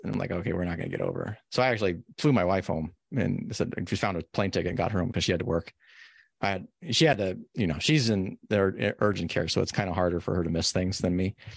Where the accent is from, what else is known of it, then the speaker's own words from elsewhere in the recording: Carson City, Nevada, United States; now in Oregon, United States; I grew up in Carson. Carson's over four thousand feet base elevation